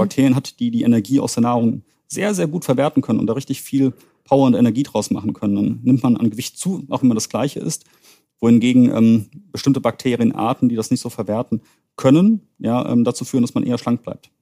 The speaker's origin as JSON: {"language": "German", "town": "Königstein im Taunus", "region": "Hesse", "country": "Germany", "tie": "born or raised there", "also_born_or_lived": "Greifswald / Düsseldorf", "moved": "as an adult", "said": "ich bin gebürtiger Hesse aus Königstein und Taunus"}